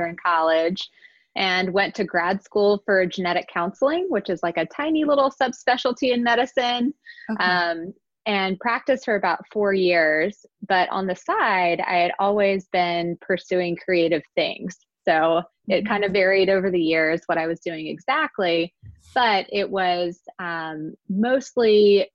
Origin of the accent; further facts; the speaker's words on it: Virginia, United States; moved away as an adult; now in Philadelphia, United States; Grew up in Virginia